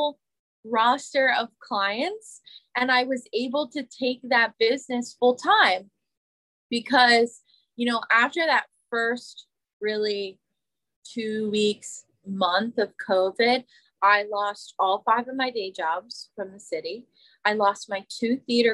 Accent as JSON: {"language": "English", "region": "Pennsylvania", "country": "United States", "also_born_or_lived": "New York City", "moved": "as an adult", "said": "I came home from New York City to Pennsylvania during the pandemic"}